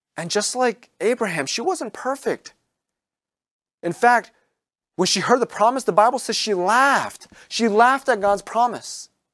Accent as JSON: {"language": "English", "region": "Maryland", "country": "United States", "tie": "born or raised there", "moved": "as an adult", "lives_now": "New England, United States", "said": "where I grew up in Maryland"}